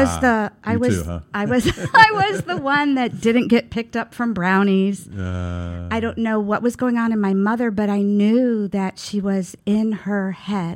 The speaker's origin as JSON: {"language": "English", "town": "Youngstown", "region": "Ohio", "country": "United States", "tie": "born or raised there", "also_born_or_lived": "Brooklyn, New York", "moved": "yes", "lives_now": "Brevard, United States", "said": "In a suburb of Youngstown, Ohio"}